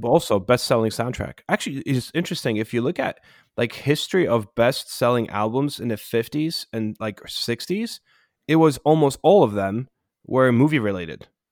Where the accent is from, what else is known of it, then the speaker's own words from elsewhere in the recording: Poland; moved away; When I was growing up in Poland